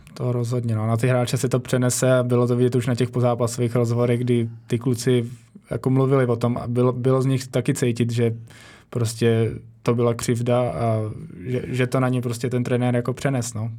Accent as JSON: {"language": "Czech", "country": "Czechia", "said": "jako Češi"}